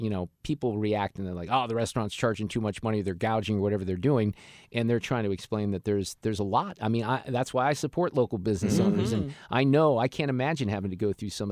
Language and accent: English; Niles, Illinois, United States; now in Missouri, United States; I went to junior high in the suburbs of Chicago in Niles, Illinois.